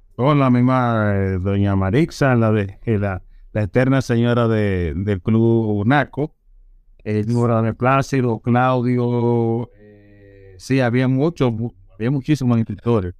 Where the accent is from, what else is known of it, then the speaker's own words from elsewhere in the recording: Santo Domingo, Distrito Nacional, Dominican Republic; Nació en Santo Domingo, nací, bueno, me crié en Villajuana y en la zona colonial